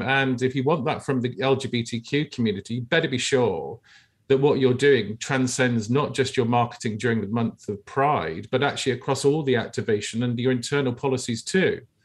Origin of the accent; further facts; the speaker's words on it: United Kingdom; I grew up in the United Kingdom